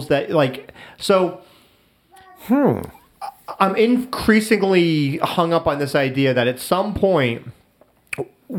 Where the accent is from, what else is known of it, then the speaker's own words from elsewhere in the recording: United States; as an American, as Americans